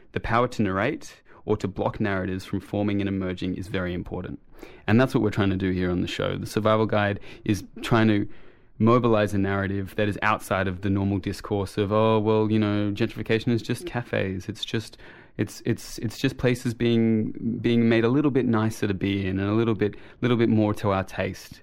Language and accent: English; Sydney, New South Wales, Australia; I, I grew up in Sydney. I mean, I was born here, um, and I grew up in Redfern